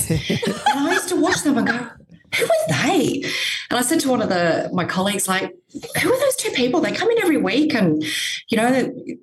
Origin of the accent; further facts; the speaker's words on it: Gold Coast, Queensland, Australia; I was born on the Gold Coast